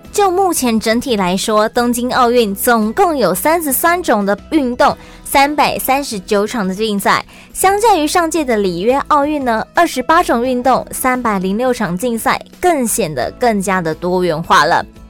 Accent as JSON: {"language": "Chinese", "country": "Taiwan", "said": "咱们台湾人"}